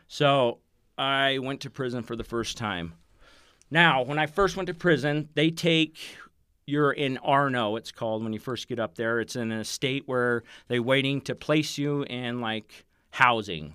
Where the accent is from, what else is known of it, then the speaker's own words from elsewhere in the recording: Provo, Utah, United States; I grew up in Provo